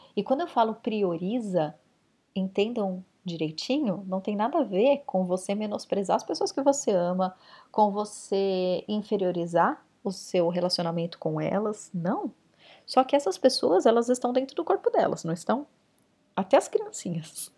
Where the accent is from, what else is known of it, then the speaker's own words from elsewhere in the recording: São Paulo, Brazil; São Paulo capital, que foi onde eu cresci